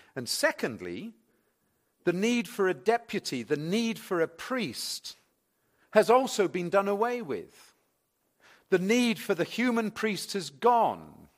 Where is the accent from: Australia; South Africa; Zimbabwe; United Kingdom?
United Kingdom; England; also born or lived in Reading; I'm English